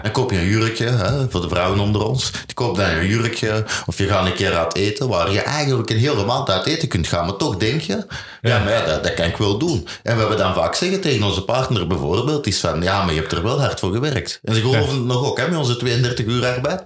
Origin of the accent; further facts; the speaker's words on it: Belgium; ik ben Belg